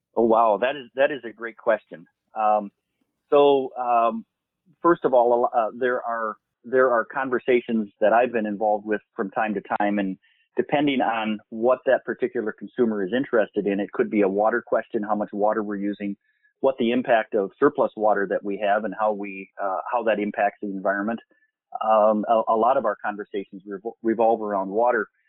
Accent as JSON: {"language": "English", "region": "Minnesota", "country": "United States", "said": "I'm from Minnesota"}